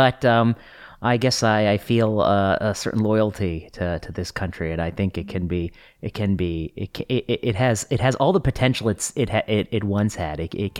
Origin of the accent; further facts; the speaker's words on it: Cleveland, Ohio, United States; born there; also born or lived in Pennsylvania / Michigan / Indiana; I was born in Ohio, just outside of Cleveland. And I have lived in Pennsylvania, Ohio, Michigan, and Indiana. Those are the states I've lived in.